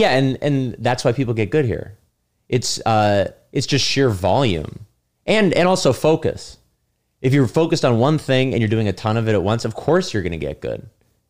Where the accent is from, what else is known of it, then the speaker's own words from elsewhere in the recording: San Francisco, California, United States; moved away as an adult; also born or lived in Los Angeles; now in New York, United States; I was living in LA. I'm from San Francisco